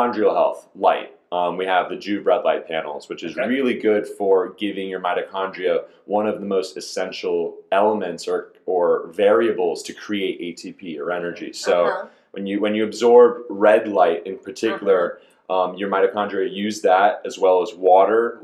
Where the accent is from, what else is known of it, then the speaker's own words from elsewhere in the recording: Lakewood Ranch, Florida, United States; also born or lived in New Jersey; now in Tampa, United States; I moved out of there very quickly in the year 2000, moved to sunny Lakewood Ranch, Florida, grew up there, then moved up to Tampa about 2 years ago